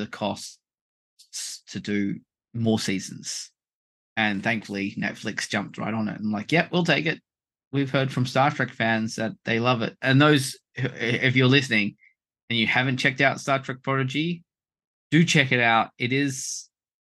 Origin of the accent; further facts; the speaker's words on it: Australia; we're Australian